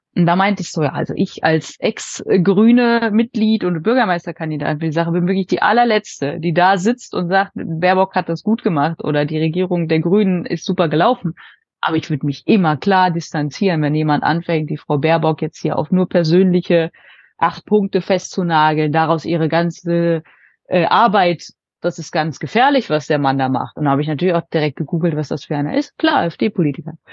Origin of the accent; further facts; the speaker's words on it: Bad Wünnenberg, North Rhine-Westphalia, Germany; ich komme ja jetzt hier aus Bad Wünnenberg, so Fürstenberg, das ist ja wirklich nochmal von Paderborn 30 Minuten weg mit dem Auto